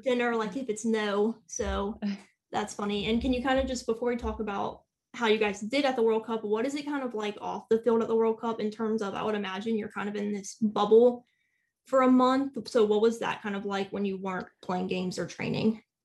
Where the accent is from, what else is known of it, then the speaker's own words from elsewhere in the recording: United States; as an American fan